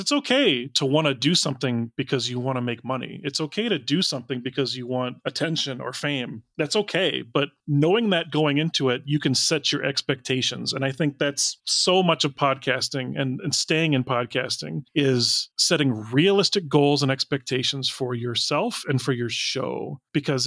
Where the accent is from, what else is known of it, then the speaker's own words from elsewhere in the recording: United States; I'm an American